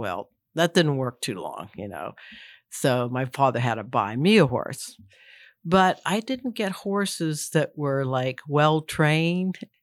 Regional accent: Pittsburgh suburbs, Pennsylvania, United States; now in Boyce, Virginia, United States; what you call suburbs, but it's very close to the city of Pittsburgh

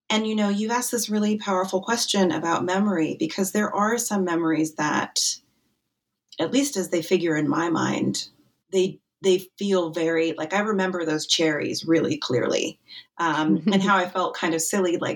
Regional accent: Wyoming, United States; I grew up in Wyoming

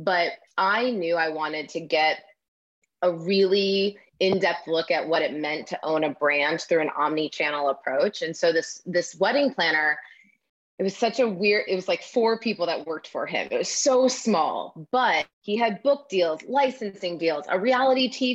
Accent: Midwest, United States; I grew up in the Midwest, a town of 800

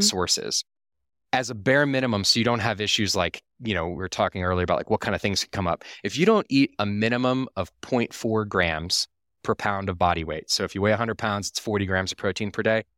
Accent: Austin, Texas, United States; I was raised in Austin, Texas

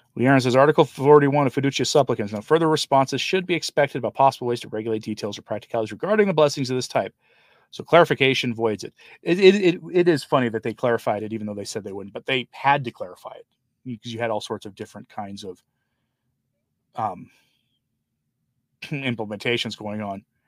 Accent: Forest Grove, Oregon, United States; also born or lived in Portland, Oregon; now in Shawnee, United States; I'm from, like, the Forest Grove, Cornelius area

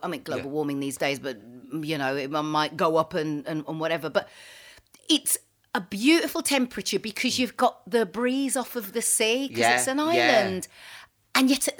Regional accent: Wolverhampton, West Midlands, United Kingdom; So being a Wolverhamptoner.

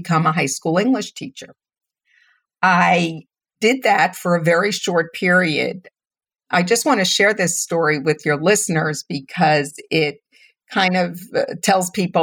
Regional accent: New York City, New York, United States; also born or lived in Manhattan; I was born in Brooklyn. Very proud of that. I still consider myself a Brooklynite, even though I live in Manhattan now.

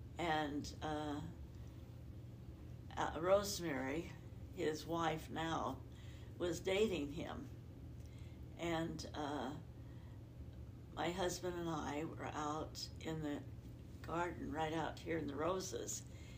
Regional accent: Idaho, United States; now in Utah, United States; Yes, it does, because it's farther north. I remember being snowed in for 2 weeks.

